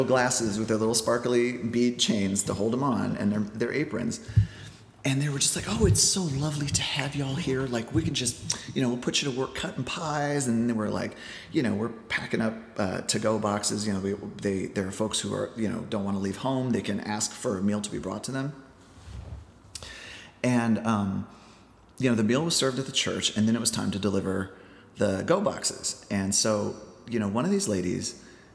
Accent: Iowa, United States; moved away as an adult; now in New York, United States; my hometown in Iowa

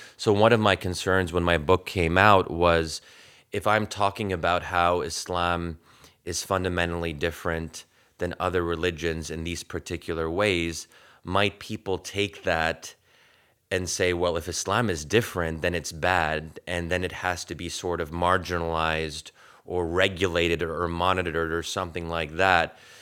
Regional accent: United States; my experience as an American Muslim

